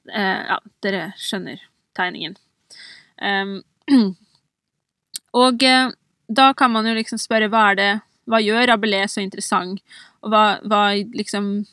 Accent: Oppland, Innlandet, Norway; Jeg er jo sjøl fra Oppland, og jeg vokste opp med de OL-symbolene

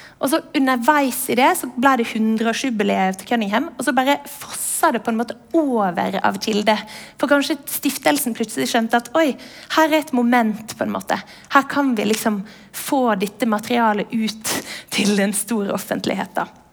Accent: Western Norway, Norway; jeg vokste opp på Vestlandet uten MTV, med NRK

